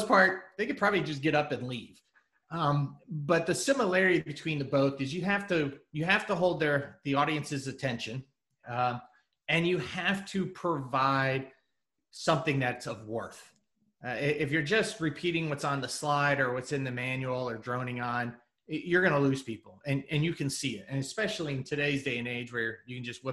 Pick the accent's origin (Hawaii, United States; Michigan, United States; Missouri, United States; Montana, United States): Missouri, United States; Kansas City; moved away as an adult; also born or lived in San Diego; I moved from San Diego back to Kansas City, where I was from.